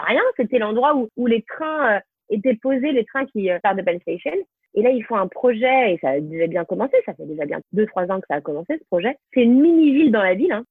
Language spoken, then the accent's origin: French; France; moved away as an adult; now in New York, United States; je suis française avant tout aussi